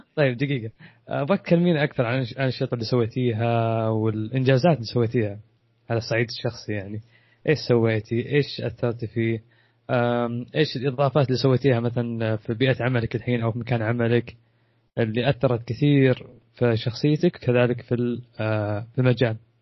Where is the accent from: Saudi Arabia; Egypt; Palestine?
Saudi Arabia; عندنا في السعوديه